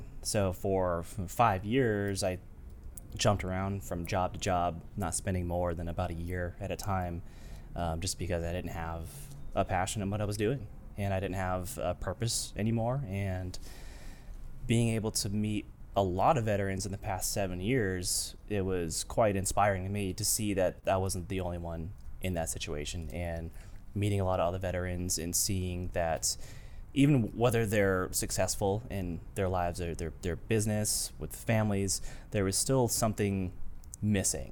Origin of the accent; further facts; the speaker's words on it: New Hampshire, United States; I grew up in a small city, New Hampshire